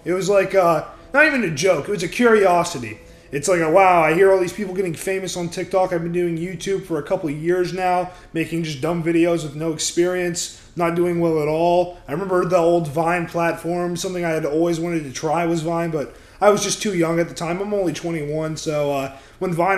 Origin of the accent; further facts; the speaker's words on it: Orlando, Florida, United States; also born or lived in Georgia; I'm actually from Orlando, Florida. I was I wasn't born in Florida, I was born in Georgia, but that doesn't even matter. I spent most of my life in Florida